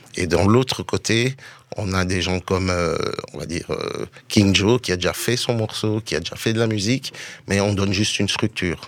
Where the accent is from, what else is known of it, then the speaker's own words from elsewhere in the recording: Brussels, Brussels-Capital Region, Belgium; je suis de Bruxelles